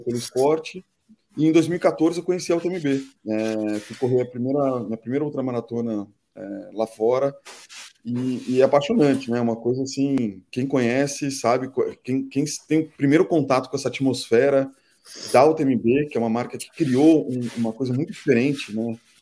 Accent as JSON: {"language": "Portuguese", "region": "São Paulo", "country": "Brazil", "said": "eu sou de São Paulo"}